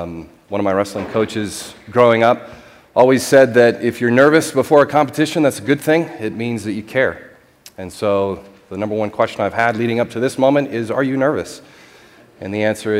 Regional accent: United States; I'm an American.

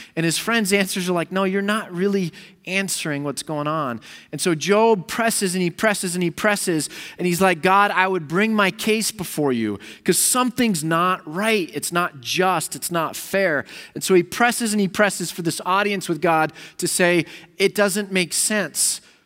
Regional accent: United States; I'm an American

